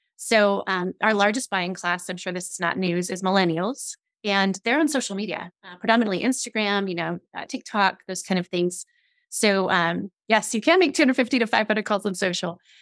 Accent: Scotland, United Kingdom; now I'm I'm Scottish

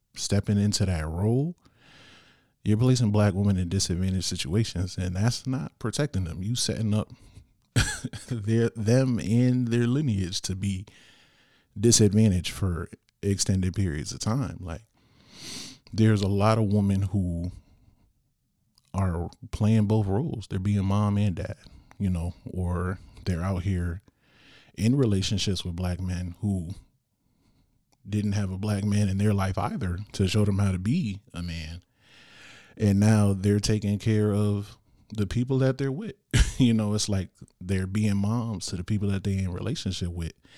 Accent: Bridgeport, Connecticut, United States; here in my hometown of Bridgeport

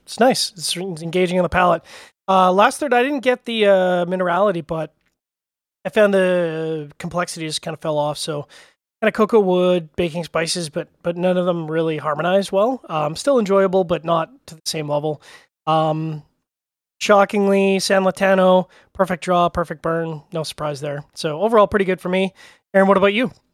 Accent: Canada; I'm Canadian

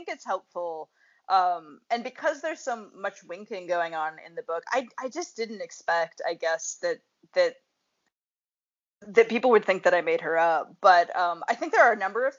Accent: Montana, United States; I'm from Montana

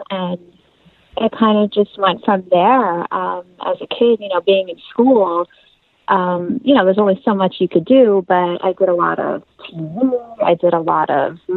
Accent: Long Island, New York, United States; I am born and raised in New York, Long Island specifically

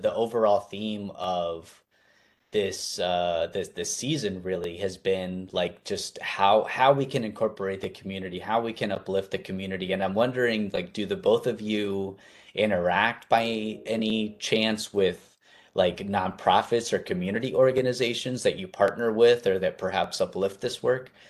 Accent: Arizona, United States; I'm from Arizona

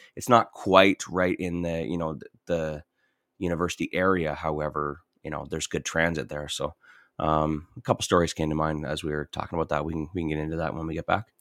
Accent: St. Catharines, Ontario, Canada; moved away; also born or lived in Welland; I grew up in Saint Catharines and, and Welland

